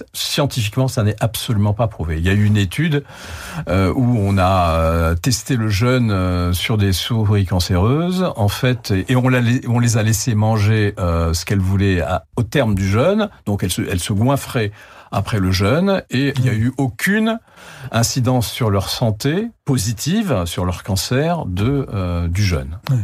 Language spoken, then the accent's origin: French; Algeria; moved away; Moi, j'étais en Algérie, je suis né en Algérie.